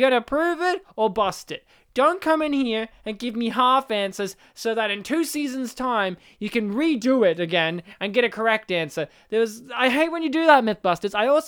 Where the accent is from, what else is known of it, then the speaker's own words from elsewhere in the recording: Colorado, United States; I'm from Colorado.